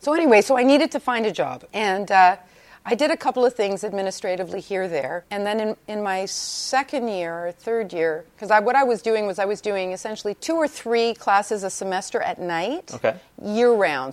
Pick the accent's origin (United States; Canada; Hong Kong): Canada; Toronto, Ontario; In Toronto. Right. So I went to York University.